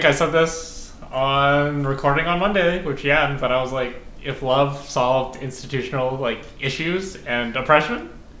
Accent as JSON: {"language": "English", "town": "Calgary", "region": "Alberta", "country": "Canada", "moved": "yes", "said": "So since I'm from Calgary."}